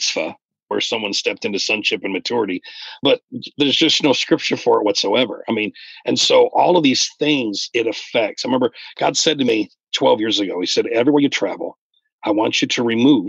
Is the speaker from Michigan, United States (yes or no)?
yes; Michigan, United States; when I was 10 years old, we moved from Northern Michigan to Mid Michigan